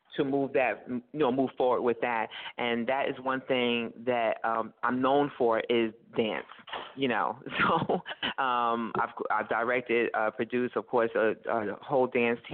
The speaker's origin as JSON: {"language": "English", "town": "New York City", "region": "New York", "country": "United States", "said": "I'm a girl from Brooklyn, Brownsville"}